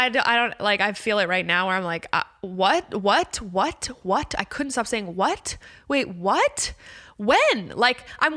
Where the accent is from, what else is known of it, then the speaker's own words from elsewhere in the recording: Calabasas, California, United States; I'm very sheltered. I grew up in Calabasas.